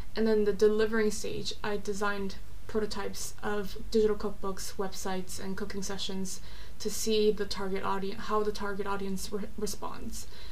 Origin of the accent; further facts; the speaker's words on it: South Korea; also born or lived in Orange County, California, United States / Los Angeles, United States; now in London, United Kingdom; I'm South Korean. I was born and raised in South Korea, but I lived for a long time in California, Orange County, and LA, and now I've lived in London for about two years